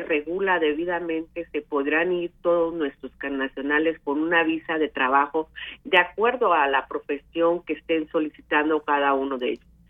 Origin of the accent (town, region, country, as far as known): Mexico